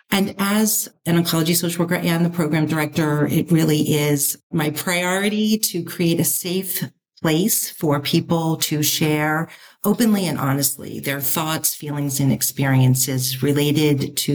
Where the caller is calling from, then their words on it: Bethesda, Maryland, United States; I'm in Bethesda, Maryland at our office slash house at Hope Connections.